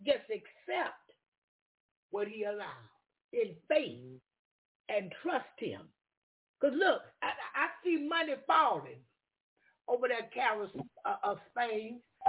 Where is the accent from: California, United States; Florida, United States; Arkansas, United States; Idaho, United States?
Florida, United States; I'm from Florida. Yeah, I'm from Florida.